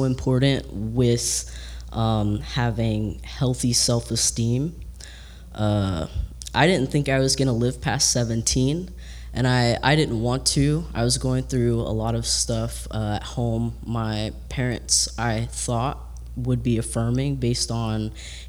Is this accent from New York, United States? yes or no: no; Georgia, United States; now in Tampa, United States; I'm from Georgia originally